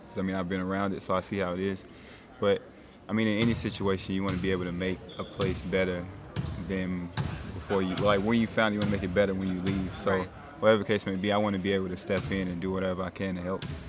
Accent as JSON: {"language": "English", "town": "Shelby", "country": "United States", "tie": "born or raised there", "said": "my hometown is Shelby."}